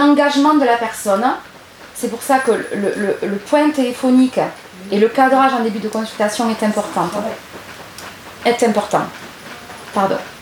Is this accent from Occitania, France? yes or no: yes; Gers, Occitania, France; je suis originaire de Gers